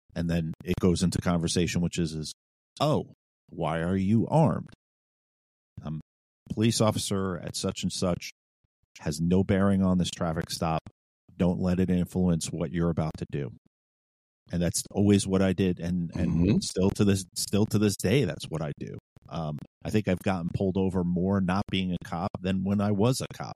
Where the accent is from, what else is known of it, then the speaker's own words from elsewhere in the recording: New York City, New York, United States; now in Virginia, United States; I'm from New York City